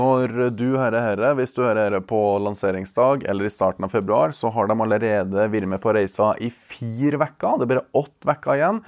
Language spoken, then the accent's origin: Norwegian; Verdal, Trøndelag, Norway; Verdalen er da min hjemby, eller hjemplass